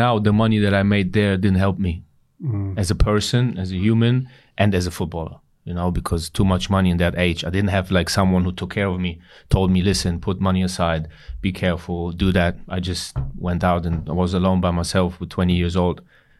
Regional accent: Berlin, Germany; moved away as an adult; also born or lived in England / Milan; But I grew up in parts in Berlin that weren't so nice. So money was not a lot. Didn't have a lot of money.

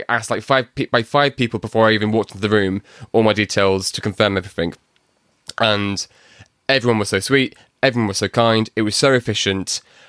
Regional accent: Bury, North West England, United Kingdom; accent: Manc; I'm from Manchester, in Bury.

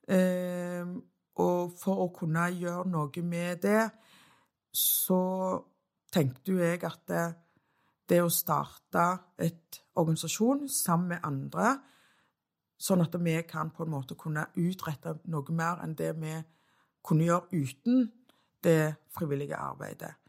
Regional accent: Stavanger, Rogaland, Norway; Storhaug, som jeg er så stolt av. Født og oppvokst på Storhaug.

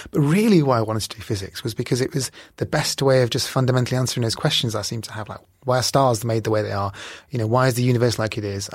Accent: Bihar, India; I was born in India, Northeast India, in a state called Bihar

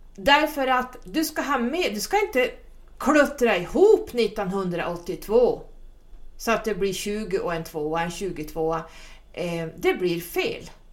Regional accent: Sweden; som svensk numerolog

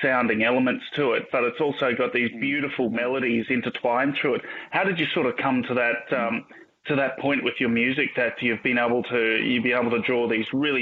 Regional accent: Australia; my hometown

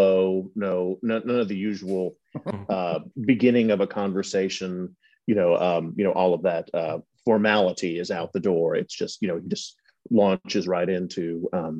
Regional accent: Louisville, Kentucky, United States; now in Madison, United States; I am originally from Louisville, Kentucky, and currently live in Madison, Mississippi

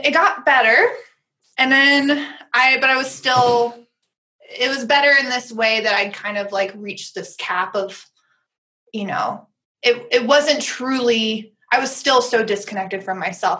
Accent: Tennessee, United States; So I grew up in the South, in Tennessee

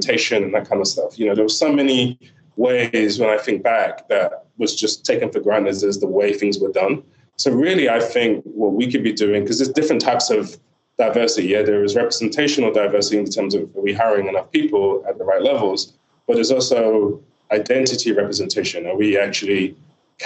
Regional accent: Nigeria; a Nigerian dad

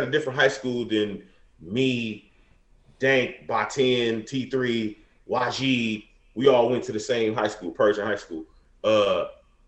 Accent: Detroit, Michigan, United States; now in California, United States; we grew up in Detroit, in the hood

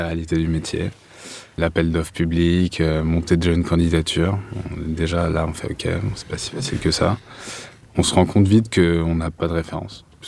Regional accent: Paris, Île-de-France, France; je suis parisien. Donc, euh, je suis parti, mais je suis revenu

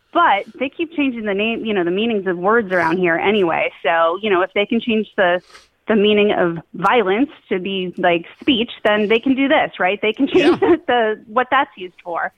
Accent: Somerville, Massachusetts, United States; now in Winchester, United States; I grew up in Somerville

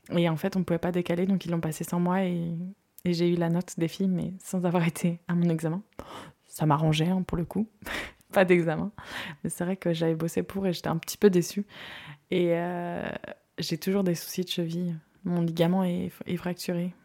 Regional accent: Guérande, Pays de la Loire, France; also born or lived in Saint-Lyphard; je viens de Guérande, une petite ville connue pour son sel. J'ai grandi là-bas jusqu'à mes 14 ans, 13 ans et demi pour être précise

